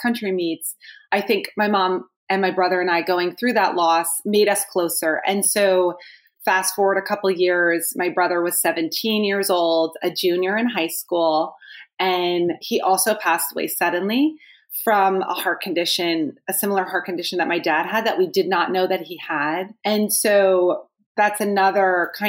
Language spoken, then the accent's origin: English; New Jersey, United States; I am from New Jersey